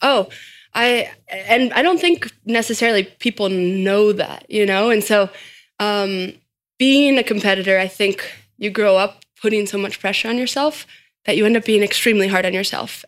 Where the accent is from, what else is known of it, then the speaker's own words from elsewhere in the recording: Boulder, Colorado, United States; I grew up in Boulder, Colorado